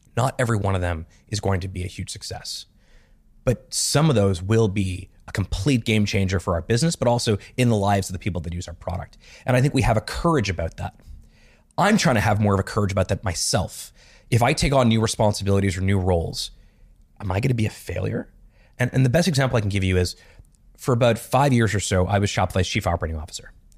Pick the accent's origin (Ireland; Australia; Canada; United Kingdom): Canada; Montreal, Quebec; I grew up in Montreal